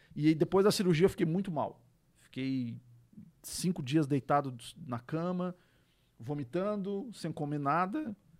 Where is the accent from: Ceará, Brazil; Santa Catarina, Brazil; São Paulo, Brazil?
Santa Catarina, Brazil; Tubarão; eu sou natural de Tubarão, que perto, né? Catarinense